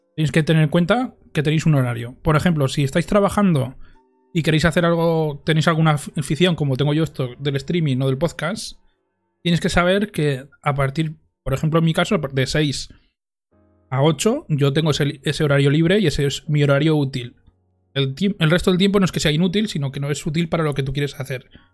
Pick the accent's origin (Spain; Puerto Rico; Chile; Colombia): Spain; Monzón, Aragon; en Monzón, en mi pueblo